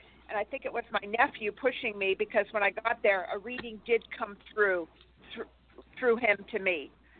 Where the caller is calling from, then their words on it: Santa Barbara, California, United States; Santa Barbara.